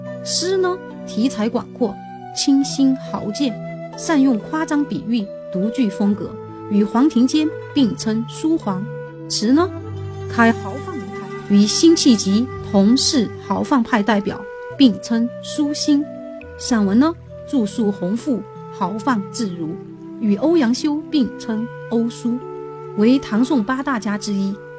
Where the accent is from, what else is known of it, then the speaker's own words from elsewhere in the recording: Chengdu, Sichuan, China; 我作为一个成都人是感到非常骄傲的。